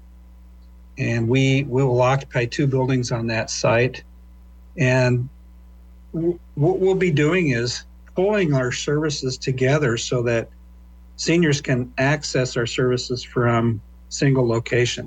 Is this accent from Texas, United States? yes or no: no; Lincoln, Nebraska, United States; moved away as an adult; I was born and raised in Lincoln. Local guy.